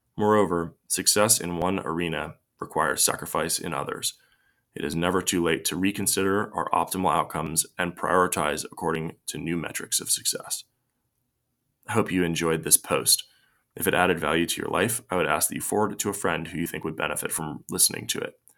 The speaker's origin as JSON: {"language": "English", "country": "United States", "tie": "born or raised there", "said": "I was born in the United States of America during a period of unprecedented prosperity, peace, and tranquility"}